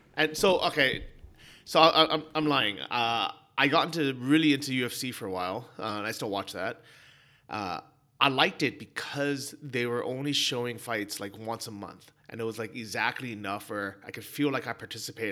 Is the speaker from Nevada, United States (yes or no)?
no; San Francisco, California, United States; growing up in San Francisco